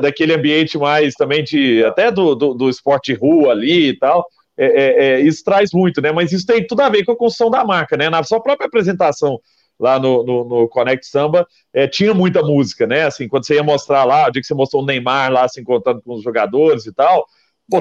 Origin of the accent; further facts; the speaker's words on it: Araguari, Minas Gerais, Brazil; Eu lembro lá em Araguari, quando eu sou nascido em Araguari, né, Triângulo Mineiro, e lá em Araguari chegava na época, na minha época de escola